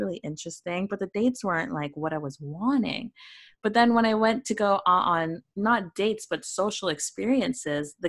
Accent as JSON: {"language": "English", "country": "Canada", "tie": "born or raised there", "said": "a little brown girl growing up in Canada"}